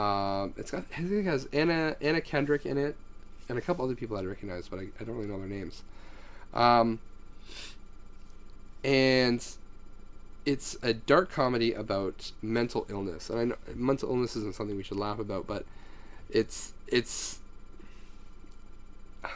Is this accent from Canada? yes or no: yes; Canada; As a Canadian